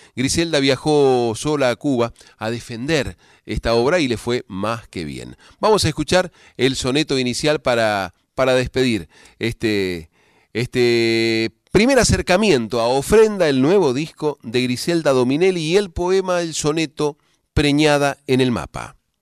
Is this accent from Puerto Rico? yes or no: no; Cuyo, Argentina; now in Buenos Aires, Argentina; los cuyanos no sabemos